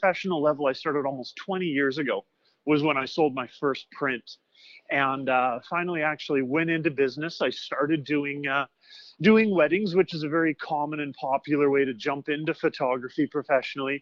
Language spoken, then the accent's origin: English; Northwest Territories, Canada; I'm from the Northwest Territories originally